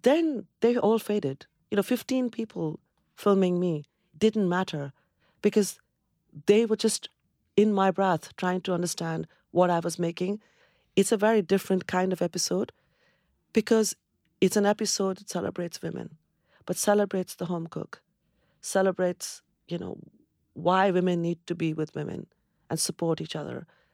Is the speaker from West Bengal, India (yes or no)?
yes; Kolkata, West Bengal, India; moved away as an adult; also born or lived in Cambridge, United Kingdom; now in United Kingdom; I come from Calcutta, where there is just abundance of greenery.